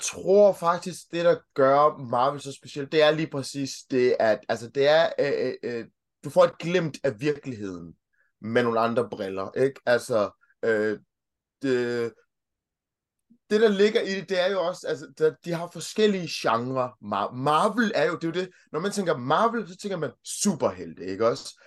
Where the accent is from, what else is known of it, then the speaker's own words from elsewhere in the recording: Denmark; also born or lived in Kenya; jeg kom hertil, jeg kom til Danmark i 1990, så jeg har sådan set brugt hele mit liv i, øh, i Danmark